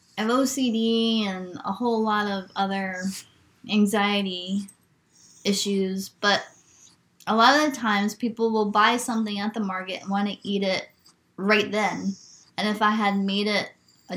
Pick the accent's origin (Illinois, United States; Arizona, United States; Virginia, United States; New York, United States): New York, United States; moved away; I'm from New York